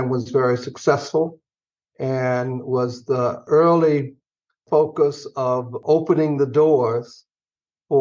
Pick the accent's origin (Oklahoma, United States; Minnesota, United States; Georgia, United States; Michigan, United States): Georgia, United States; Atlanta; moved away; I grew up in Atlanta